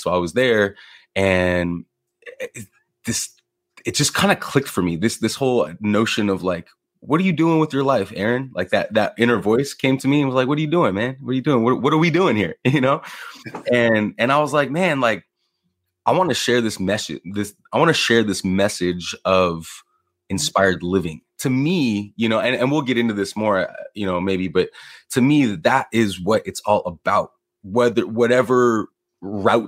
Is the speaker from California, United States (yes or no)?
yes; Los Angeles, California, United States; I'm from born and raised in Los Angeles